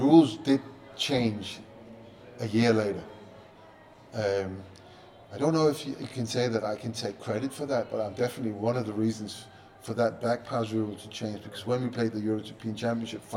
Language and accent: English; Copenhagen, Capital Region of Denmark, Denmark; moved away; I'm a kid growing up in Copenhagen, no TV, newspapers, of course, but no internet, no nothing